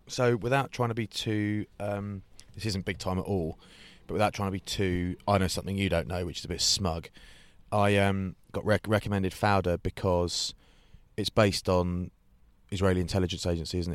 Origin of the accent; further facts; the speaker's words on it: England, United Kingdom; as an Englishman